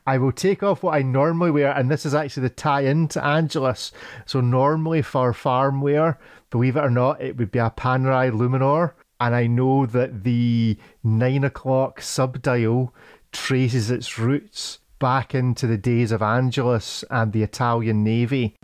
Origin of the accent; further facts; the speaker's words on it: Scotland, United Kingdom; as a Scotsman that works on a farm